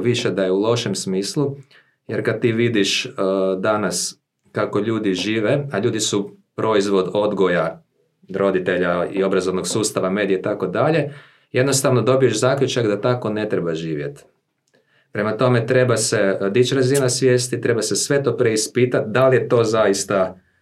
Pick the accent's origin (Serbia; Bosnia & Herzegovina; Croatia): Croatia; Zagreb, City of Zagreb; ja sam rođen u Zagrebu, imam 40 godina, e, u obitelji sam odrasao s mamom, tatom